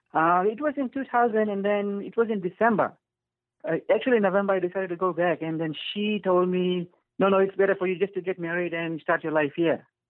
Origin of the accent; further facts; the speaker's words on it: Fiji; moved away as an adult; now in Canada; I am from Fiji